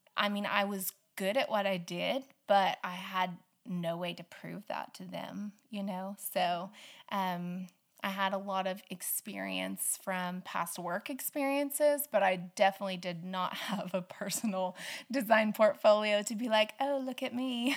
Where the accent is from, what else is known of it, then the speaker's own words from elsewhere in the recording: Stafford, Oklahoma, United States; also born or lived in Butler, Oklahoma / Arapaho, Oklahoma; I grew up in Western Oklahoma, um, a little little tiny town called Stafford